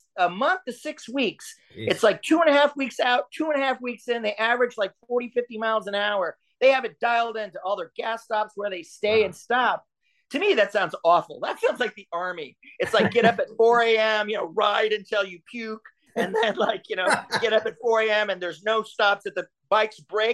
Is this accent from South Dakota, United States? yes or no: no; Louisiana, United States; I'm from Louisiana